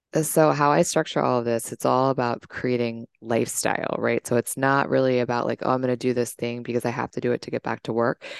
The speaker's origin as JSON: {"language": "English", "town": "Washington", "region": "District of Columbia", "country": "United States", "tie": "born or raised there", "said": "I'm from the Washington, D C area, born and raised"}